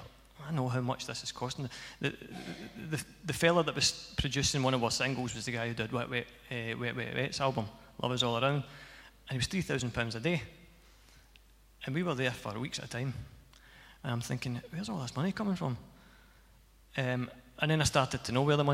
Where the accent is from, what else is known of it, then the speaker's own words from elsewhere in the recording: Cumnock, Scotland, United Kingdom; I came from Cumnock.